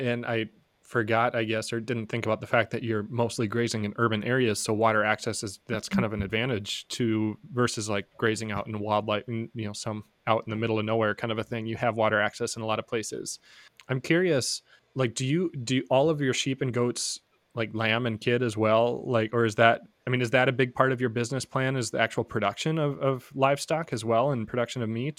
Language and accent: English; Midwest, United States; maybe because I'm from the Midwest where the non-grazing season is winter and you don't want to have offspring in Minnesota.